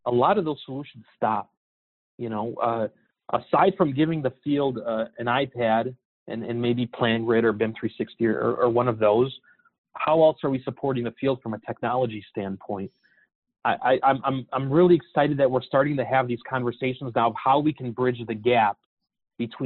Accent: Chicago, Illinois, United States; I'm from Chicago

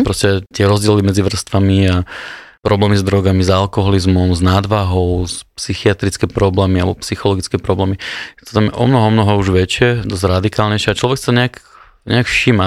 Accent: Rosina, Žilina Region, Slovakia; som vyrastal v, v Rosine, pri Žilvine

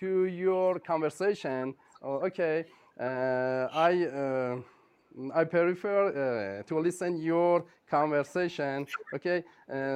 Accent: Iran; English is a second language; I'm from Iran.

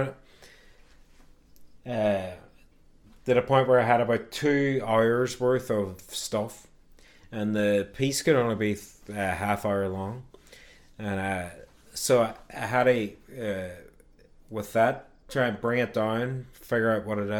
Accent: Derry, Northern Ireland, United Kingdom; moved away as an adult; now in United States; where I grew up in Craigan, largely sort of Catholic area

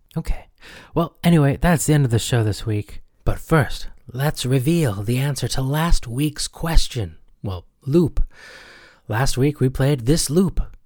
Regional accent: United States; growing up in the United States

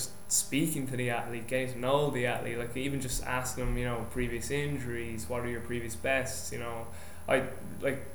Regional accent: Ireland; moved away; I'm Irish

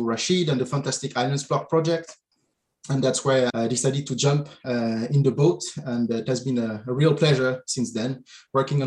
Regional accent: France; moved away as an adult; also born or lived in Oxford / London; I grew up in France as well

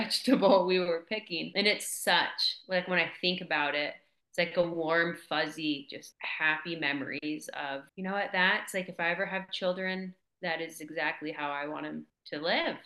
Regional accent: West Coast, United States; also born or lived in Columbia River area; now in Montana, United States; I grew up on the West Coast, really small town, and we were really reliant off the land

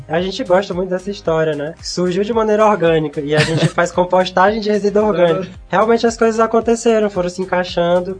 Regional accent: Pedro II, Piauí, Brazil; Eu sou de Pedro II, sim, sim. aqui no interior do Piauí, então cresci lá perto de uma reserva ambiental

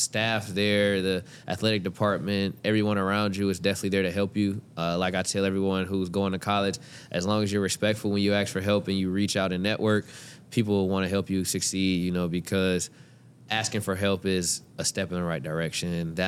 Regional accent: Atlanta, Georgia, United States; also born or lived in Houston, United States; now in Cincinnati, United States; You know, I'm from Atlanta, then lived in Houston for 4 years.

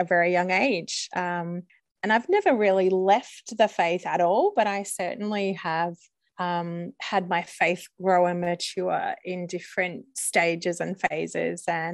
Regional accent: Melbourne, Victoria, Australia; I am from Melbourne in Australia.

